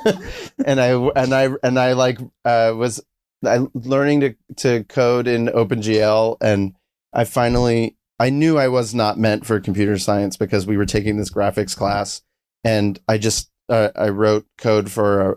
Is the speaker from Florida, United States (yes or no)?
yes; South Florida, United States; I'm from South Florida